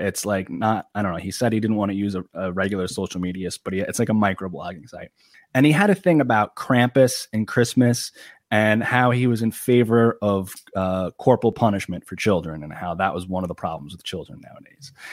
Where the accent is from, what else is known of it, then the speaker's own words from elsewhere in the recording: Long Island, New York, United States; I'm from Long Island, New York